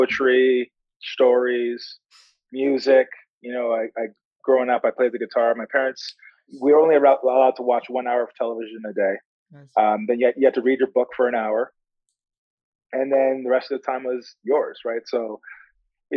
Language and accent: English; Canada; now in Chicago, United States; I'm from Canada